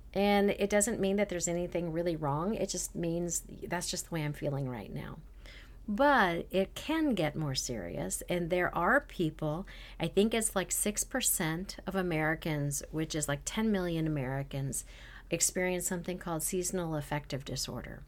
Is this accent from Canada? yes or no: yes; Canada; moved away; I'm originally from Canada